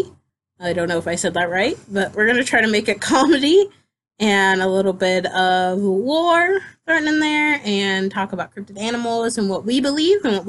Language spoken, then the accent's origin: English; Pomeroy, Ohio, United States; I'm from Pomeroy. So if any of you guys know around Point Pleasant, that's where I'm from.